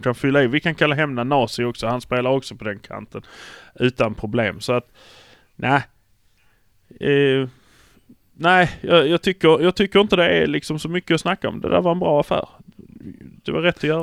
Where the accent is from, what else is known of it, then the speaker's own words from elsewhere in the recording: Malmö, Skåne, Sweden; vi är från Malmö